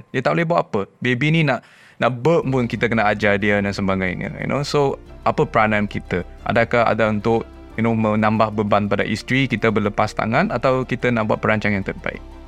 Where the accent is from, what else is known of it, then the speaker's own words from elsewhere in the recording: Penang, Malaysia; saya dari Penang dari pekan yang kecil kampung saya